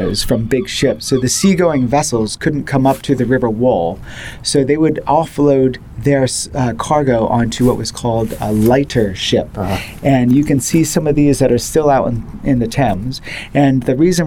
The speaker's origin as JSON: {"language": "English", "country": "United States", "accent": "American", "moved": "yes", "lives_now": "London, United Kingdom", "said": "my accent that I'm American"}